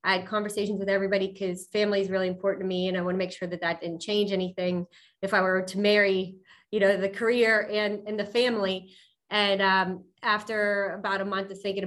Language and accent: English; Pittsburgh, Pennsylvania, United States; I'm from Pittsburgh, born and raised South Hills